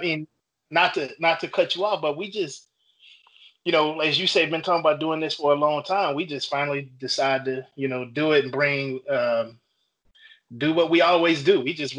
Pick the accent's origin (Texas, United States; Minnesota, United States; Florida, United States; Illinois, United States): Illinois, United States; Chicago; I'm originally from Chicago